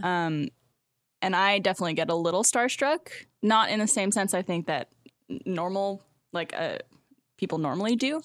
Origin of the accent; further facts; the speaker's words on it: Canada; moved away as an adult; now in Austin, United States; as a Canadian